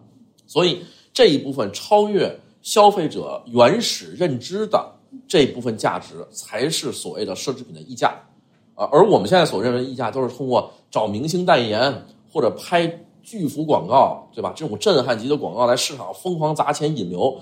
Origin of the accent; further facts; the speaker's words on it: China; 我们中国人